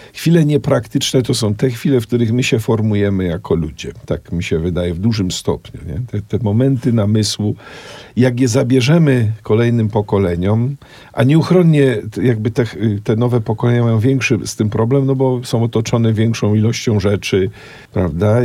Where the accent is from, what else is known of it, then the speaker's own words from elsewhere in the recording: Kraków, Lesser Poland, Poland; also born or lived in Oświęcim; kiedy przeprowadziliśmy się mm, z Oświęcimia do Krakowa Miałem 7 lat. Zamieszkałem w dużym bloku na osiedlu wówczas Widok, dzisiaj Bronowice e, Nowe.